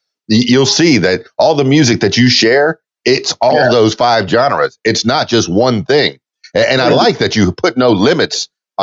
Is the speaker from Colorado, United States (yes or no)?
no; Florida Keys, United States; I'm from the Florida Keys